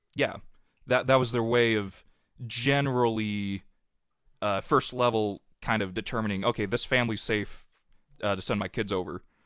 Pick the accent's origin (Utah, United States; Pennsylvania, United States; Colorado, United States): Utah, United States; Centerville; I grew up in Centerville, Utah, which is just south of where Lagoon is and north of Salt Lake City